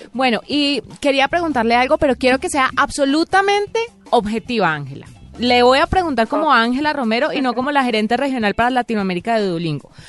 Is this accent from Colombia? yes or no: yes; Colombia; los que somos colombianos, español, inglés